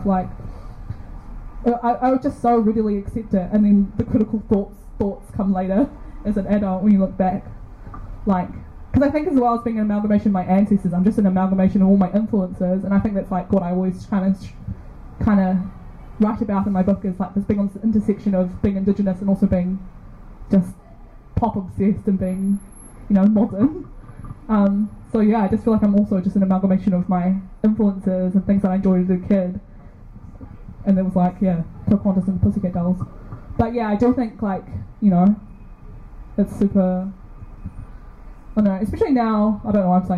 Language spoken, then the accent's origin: English; East Coast, Gisborne, New Zealand; I'm from the East Coast tribes, Te Whanau Api Ngāti Porou